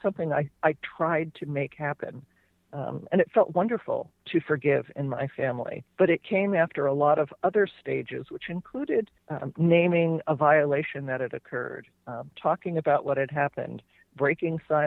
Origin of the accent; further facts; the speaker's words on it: New Jersey, United States; moved away as an adult; now in California, United States; So I grew up in New Jersey. I ended up in California.